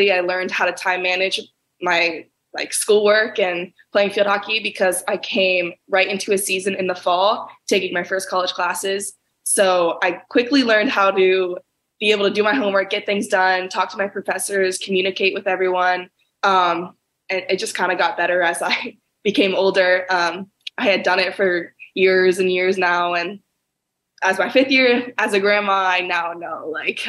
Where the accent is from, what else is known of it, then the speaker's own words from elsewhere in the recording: Charlotte, North Carolina, United States; moved away as an adult; also born or lived in Ohio; I was raised in Charlotte, North Carolina, big family of six